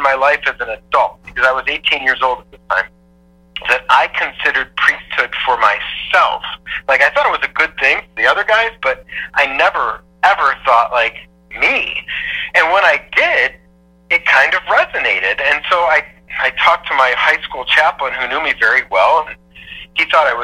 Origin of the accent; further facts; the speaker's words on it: Parma, Ohio, United States; also born or lived in Cleveland, Ohio; I was born in Parma, Ohio. Not like super fancy. Like, I'm from Cleveland, so we're meat and potatoes